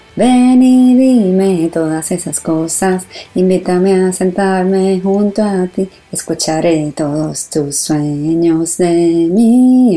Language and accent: Spanish; San Juan, Puerto Rico; now in New York, United States; Yo me crié en Puerto Rico, en San Juan